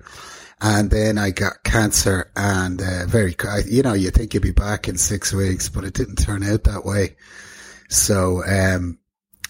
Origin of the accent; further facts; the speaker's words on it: Dublin, Leinster, Ireland; moved away as an adult; also born or lived in London / Greece; I'm from Dublin, the north side of Dublin originally. Well, County Dublin as it used to be known, Fingal now. Grew up there